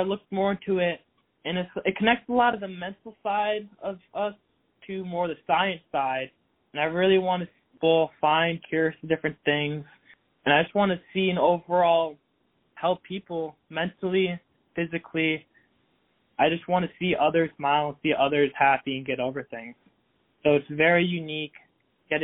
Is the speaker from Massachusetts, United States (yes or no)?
yes; Massachusetts, United States; also born or lived in the South (US); now in Georgia, United States; I lived there for 9 years. I moved around Massachusetts three different times